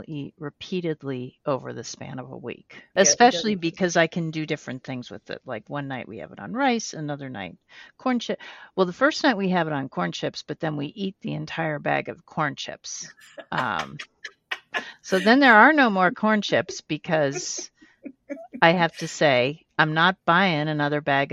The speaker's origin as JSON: {"language": "English", "region": "Colorado", "country": "United States", "tie": "born or raised there", "said": "we were growing up in Colorado"}